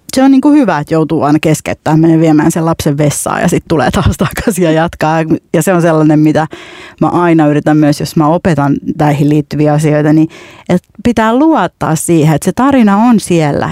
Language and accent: Finnish; Finland; mä sanoin, että Suomesta